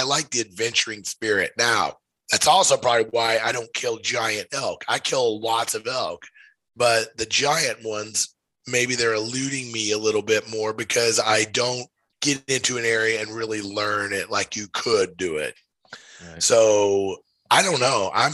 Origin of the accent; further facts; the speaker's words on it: Missouri, United States; moved away as an adult; now in Missoula, United States; I'm from Missouri originally. I now live in Missoula, Montana, and I moved out here